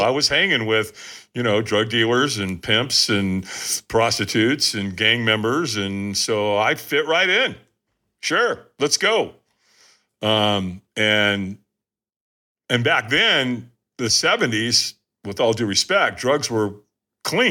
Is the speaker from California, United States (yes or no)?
yes; Long Beach, California, United States; also born or lived in Hollywood, California; I moved from Hollywood to Long Beach.